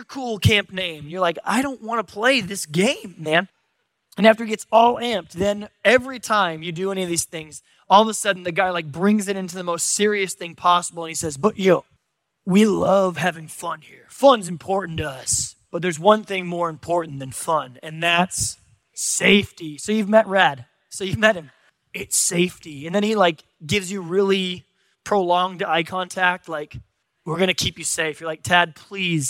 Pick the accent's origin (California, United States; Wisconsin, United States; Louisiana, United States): California, United States; San Diego; I'm from San Diego